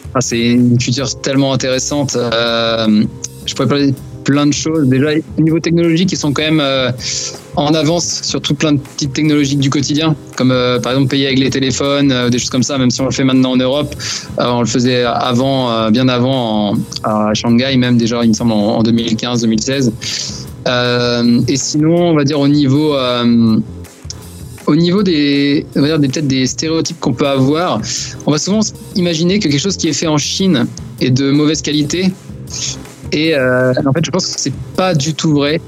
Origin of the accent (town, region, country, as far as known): Brittany, France; moved away as an adult; also born or lived in China